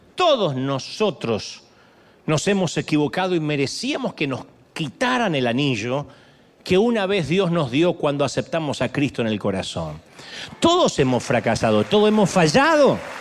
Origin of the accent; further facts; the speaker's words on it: Argentina; en Argentina, en mi país